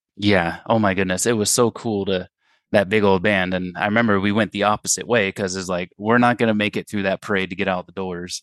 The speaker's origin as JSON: {"language": "English", "country": "United States", "said": "I'm white American"}